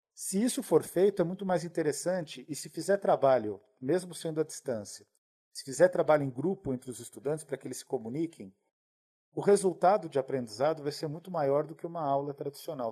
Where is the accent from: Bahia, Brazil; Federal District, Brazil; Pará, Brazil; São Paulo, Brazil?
São Paulo, Brazil; Eu sou de Pirituba